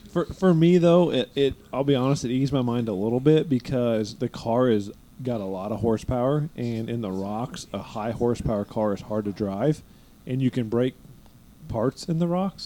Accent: East Coast, United States; we're from the East Coast.

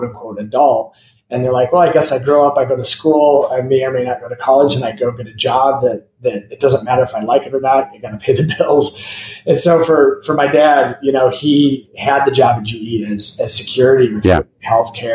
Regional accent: Fort Wayne, Indiana, United States; moved away as an adult; also born or lived in Chicago / Venice Beach / Bloomington, Indiana; now in Austin, Texas, United States; I was born in Fort Wayne, Indiana, which is was supposed to be the Chicago of the Midwest. They didn't win that award, but I loved growing up there.

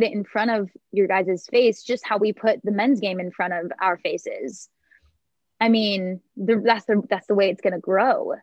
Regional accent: Los Angeles, California, United States; My hometown

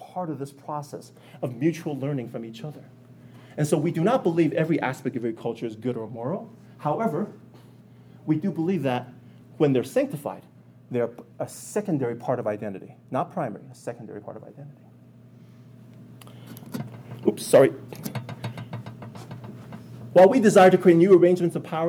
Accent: United States; Being Chinese American

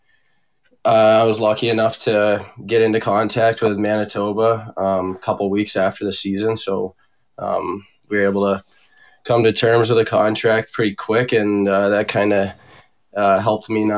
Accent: Arizona, United States; moved away as an adult; now in Minnesota, United States; it was definitely different growing up in Arizona, especially when we were young.

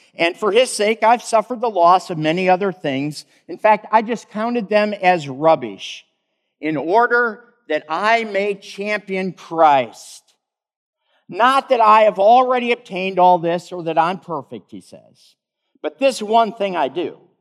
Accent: Michigan, United States; Not far from the home where I grew up in Michigan

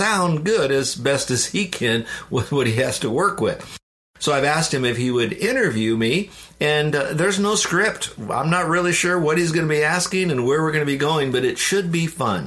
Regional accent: Downers Grove, Illinois, United States; moved away; also born or lived in Florida; I was born in Chicago, a suburb of Chicago called Downers Grove, which is near Wheaton

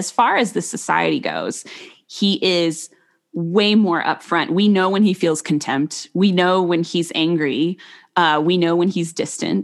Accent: Arizona, United States; I grew up in Arizona

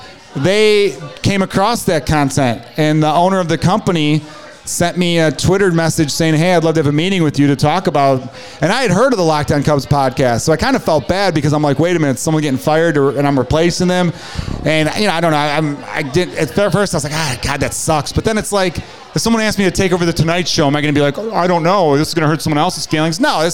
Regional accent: Chicago, Illinois, United States; I grew up in Portage Park, like off of Irving in Milwaukee.

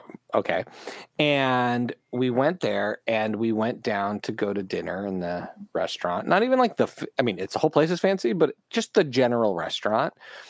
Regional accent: United States; because I'm American, not European sized

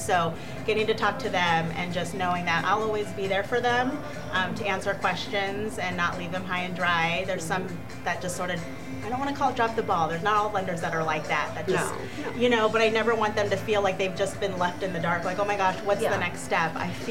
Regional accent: California, United States; California. Southern California. I mean, it could get hot there too, but.

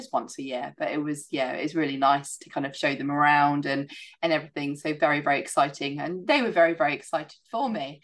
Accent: Isles of Scilly, South West England, United Kingdom; moved away; I'd done a lot of horse riding growing up in the Isles of Scilly

